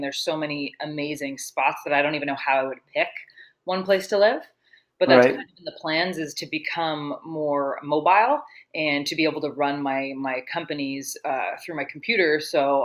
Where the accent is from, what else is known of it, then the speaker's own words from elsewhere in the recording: Toronto, Ontario, Canada; I'm from Toronto, Ontario